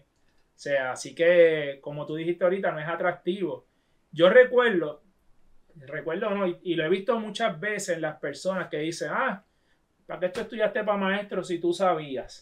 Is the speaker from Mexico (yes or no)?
no; Toa Baja, Puerto Rico; yo me crié en Tuabaja